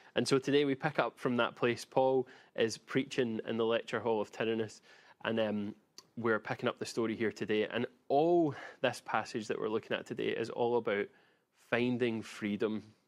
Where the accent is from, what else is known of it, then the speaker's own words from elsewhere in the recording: Glasgow, Scotland, United Kingdom; I grew up in Glasgow, and I watched many a beating up happen in my childhood and teenage years